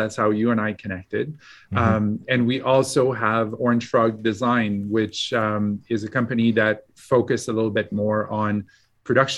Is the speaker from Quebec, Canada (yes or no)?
yes; Quebec, Canada; moved away as an adult; also born or lived in Montreal, Canada / Alberta, Canada; now in Calgary, Canada; I tell people I'm from Alberta, but I was born and raised in Quebec